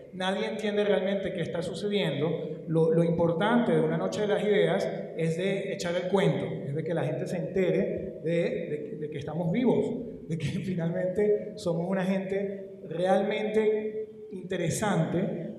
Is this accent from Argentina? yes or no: no; Guayana, Venezuela; yo vengo de Guayana